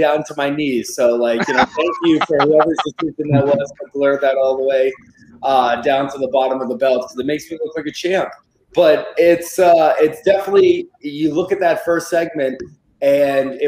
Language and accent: English; New England, United States; I grew up in the Northeast. I'm from New England